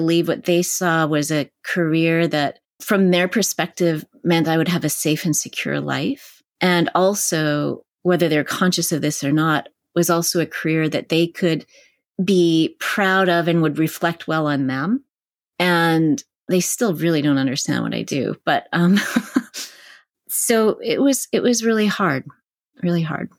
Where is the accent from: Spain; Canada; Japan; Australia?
Canada; now in California, United States; where I was growing up in Canada